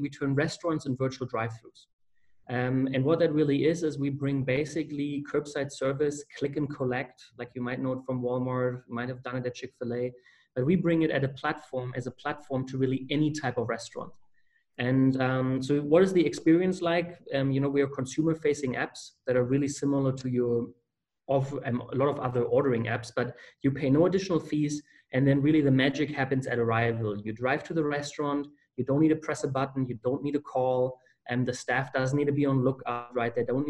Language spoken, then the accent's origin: English; Germany; moved away as an adult; now in Winston-Salem, United States; I'm from Germany, and I went to Wake Forest University.